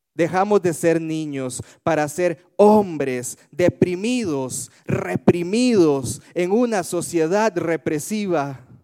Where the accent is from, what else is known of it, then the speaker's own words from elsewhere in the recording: Alajuela, Costa Rica; now in Tibás, Costa Rica; yo soy de Alajuela, a pesar de que eh, ahora vivo en Tibás soy oriundo de Desamparados de Alajuela